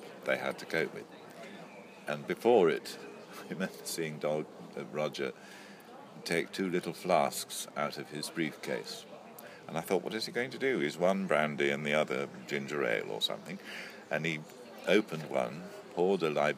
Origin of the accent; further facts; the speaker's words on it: Lancashire, North West England, United Kingdom; also born or lived in London; whisked off back to Lancashire, where I had a lovely childhood, happy upbringing